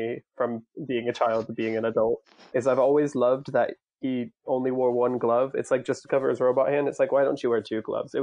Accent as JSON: {"language": "English", "region": "Florida", "country": "United States", "tie": "born or raised there", "said": "growing up in Florida, we had our fair share of snakes"}